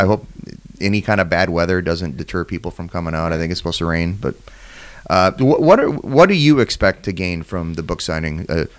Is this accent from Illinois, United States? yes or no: no; Wisconsin, United States; moved away; I'm from Wisconsin.